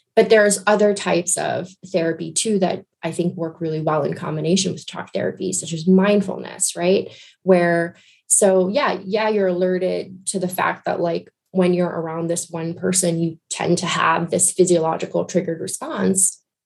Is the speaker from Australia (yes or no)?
no; Guyana; I grew up in Guyana in South America